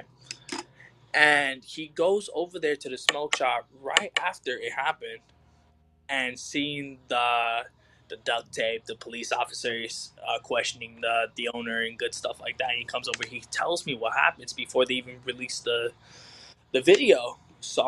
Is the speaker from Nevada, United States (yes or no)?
yes; Las Vegas, Nevada, United States; I am originally from Las Vegas. I'm born and raised here